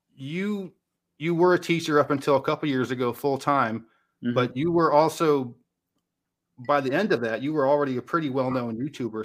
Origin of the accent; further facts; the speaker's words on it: West Coast, United States; now in Tennessee, United States; I'm from the West Coast.